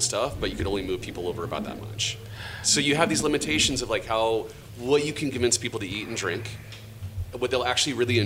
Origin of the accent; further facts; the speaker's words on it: Omaha, Nebraska, United States; moved away as an adult; now in New York City, United States; I'm from Omaha, Nebraska